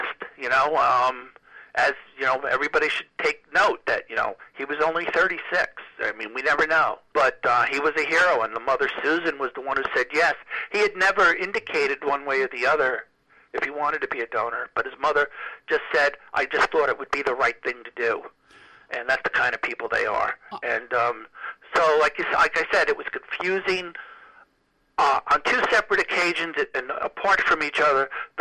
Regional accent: New York, United States; I was from New York

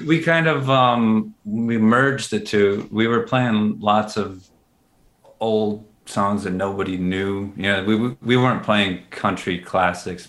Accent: Minneapolis, Minnesota, United States; growing up in Minneapolis

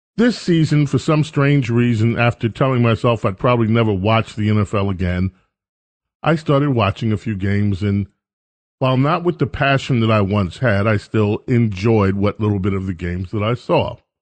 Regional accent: Buffalo, New York, United States; I was born in Buffalo

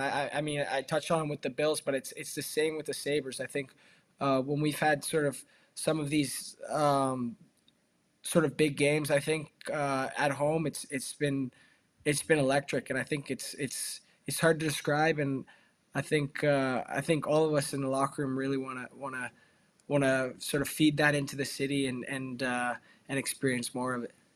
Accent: Toronto, Ontario, Canada; now in Buffalo, United States; I grew up in Toronto, so obviously not not far from Buffalo.

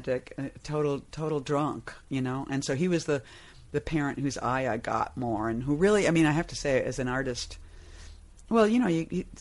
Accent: Somerville, Massachusetts, United States; moved away; also born or lived in Cambridge, Massachusetts / Arlington, Massachusetts; I grew up in a town called Somerville, which is now like the kind of the Williamsburg of Boston.

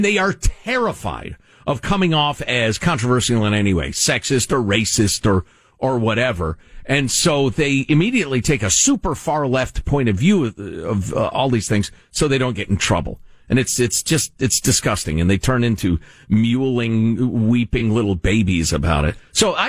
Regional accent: United States

